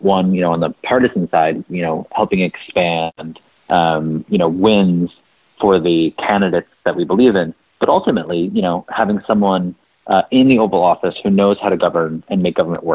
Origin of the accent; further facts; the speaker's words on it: New Jersey, United States; I got to go on to work for my hometown congressman. from New Jersey